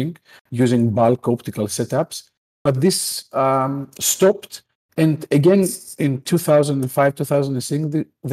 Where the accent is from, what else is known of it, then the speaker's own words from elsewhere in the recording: Greece; I am from Greece